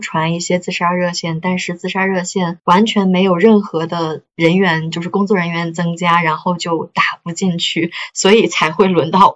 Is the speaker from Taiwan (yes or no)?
no; China; 我们中国人